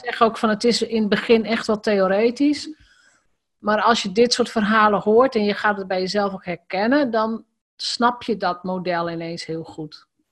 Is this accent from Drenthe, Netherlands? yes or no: yes; Drenthe, Netherlands; ik ben in Drenthe geboren, opgegroeid.